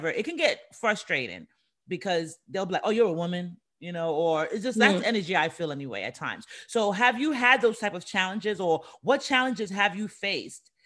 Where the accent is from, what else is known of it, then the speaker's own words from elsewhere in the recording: New York City, New York, United States; I'm from the Bronx